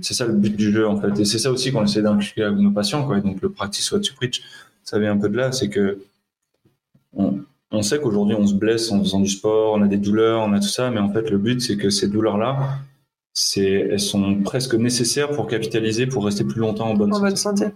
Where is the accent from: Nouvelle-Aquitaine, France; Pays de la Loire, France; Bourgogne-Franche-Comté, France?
Pays de la Loire, France; Le Mans; moved away as an adult; now in Grenoble, France; je suis du Mans